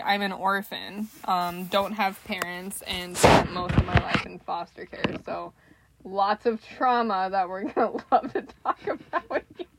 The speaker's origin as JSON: {"language": "English", "region": "South Dakota", "country": "United States", "moved": "yes", "said": "I'm originally from South Dakota, which is terrible, and now I'm not there."}